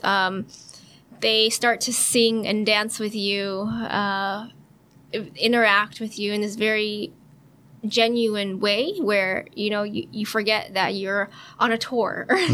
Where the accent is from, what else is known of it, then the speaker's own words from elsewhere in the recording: San Francisco, California, United States; I grew up in California. Mm-hmm. And uh, San Francisco